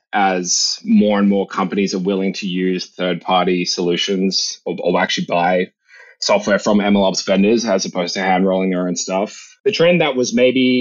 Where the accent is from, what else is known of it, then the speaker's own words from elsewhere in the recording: Australia; moved away as an adult; now in San Francisco Bay Area, United States; I came to the US from Australia where I grew up when I was 18 to come to college here in the Bay Area